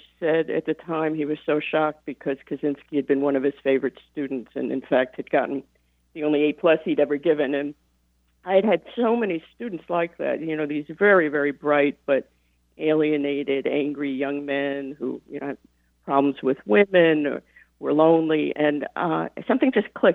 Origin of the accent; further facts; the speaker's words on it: the Catskills, New York, United States; now in Ann Arbor, United States; I grew up in the Catskills at a hotel, like the one in Dirty Dancing